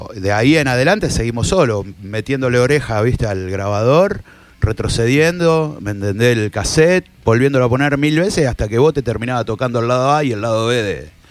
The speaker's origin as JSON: {"language": "Spanish", "town": "Rosario", "region": "Santa Fe", "country": "Argentina", "said": "Éramos todos de barrio"}